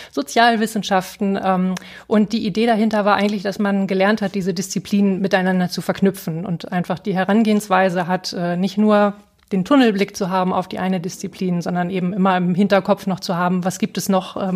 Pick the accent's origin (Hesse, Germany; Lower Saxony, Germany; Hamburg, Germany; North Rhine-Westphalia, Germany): Lower Saxony, Germany; Gifhorn; Ich komme aus Gifhorn, aus der Südheide.